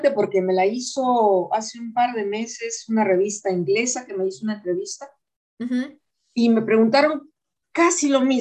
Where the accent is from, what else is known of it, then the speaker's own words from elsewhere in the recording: Peru; also born or lived in Germany / Spain; He vivido en tantos lugares que, por supuesto, yo sé que soy peruana, pero yo me considero de todas partes. No me considero de Alemania, no me considero de España